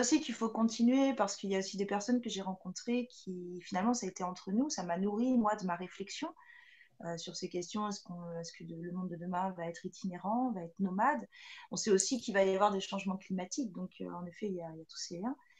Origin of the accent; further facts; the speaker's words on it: France; chez nous, en France